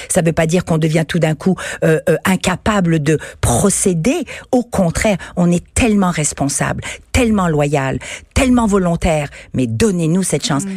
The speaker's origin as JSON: {"language": "French", "region": "Quebec", "country": "Canada", "said": "Je suis québécoise, canadienne, je suis femme, je suis européenne, je suis universelle, puisque je viens d'origines multiples"}